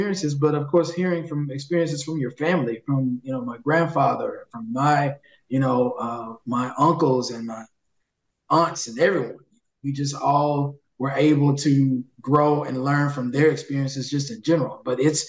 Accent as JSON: {"language": "English", "town": "Jackson", "region": "Mississippi", "country": "United States", "tie": "born or raised there", "said": "since the point when I was a young boy and growing up as a man here"}